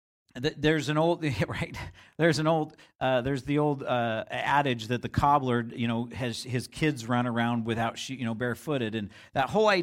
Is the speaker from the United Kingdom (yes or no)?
no; Vancouver, British Columbia, Canada; And I grew up in the Vancouver area.